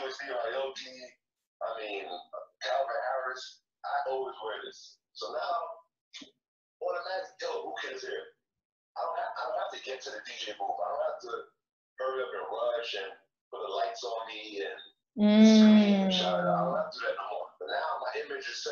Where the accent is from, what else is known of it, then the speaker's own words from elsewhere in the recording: Haiti; now in Los Angeles, United States; I'm from Haiti